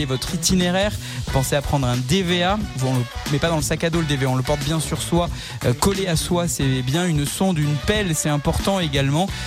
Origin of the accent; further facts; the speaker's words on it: south-west France, France; accent: south-west; mon accent du sud-ouest